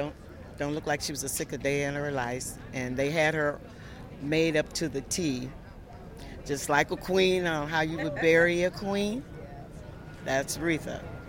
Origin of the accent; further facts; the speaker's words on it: Detroit, Michigan, United States; I was raised up from down the street from New Bethel.